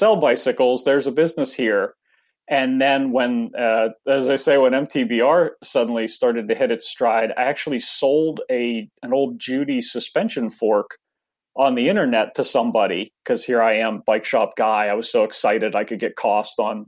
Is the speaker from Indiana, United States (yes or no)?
no; Pittsburgh, Pennsylvania, United States; now in Vancouver, United States; I'm originally from the East Coast, grew up near Pittsburgh